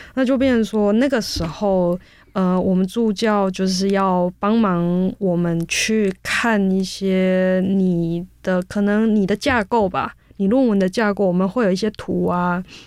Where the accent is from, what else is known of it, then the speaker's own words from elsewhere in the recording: Taiwan; moved away as an adult; also born or lived in South Korea; 我是台湾人